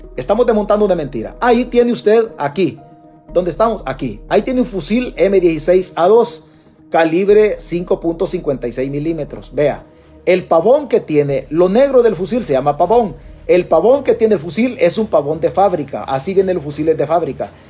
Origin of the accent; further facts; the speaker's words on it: El Salvador; los salvadoreños